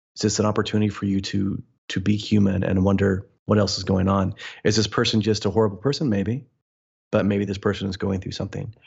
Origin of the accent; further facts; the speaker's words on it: Midwest, United States; I was born in the Midwest, born and raised there